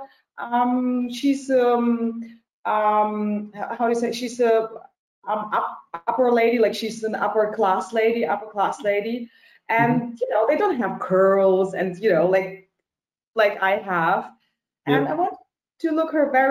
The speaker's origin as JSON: {"language": "English", "town": "Heidelberg", "region": "Baden-Württemberg", "country": "Germany", "tie": "born or raised there", "also_born_or_lived": "Kyiv, Ukraine", "moved": "as an adult", "lives_now": "Berlin, Germany", "said": "I grew up in Heidelberg. It's in the south of Germany."}